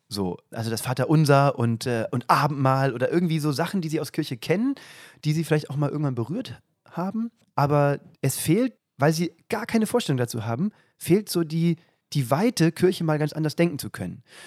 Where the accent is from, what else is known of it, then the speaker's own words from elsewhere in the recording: south of Kassel, Hesse, Germany; moved away as an adult; also born or lived in Nordhausen, Thuringia; aus Hessen, südlich von Kassel.